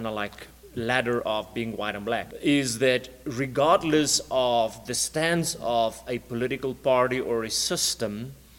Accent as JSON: {"language": "English", "country": "South Africa", "said": "For the first 20 years of my adult life as a South African citizen"}